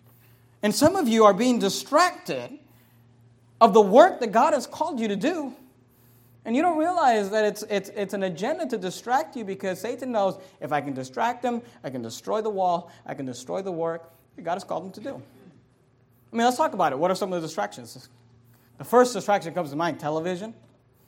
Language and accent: English; Bay Area, California, United States; when I was a kid, we grew up in the Bay Area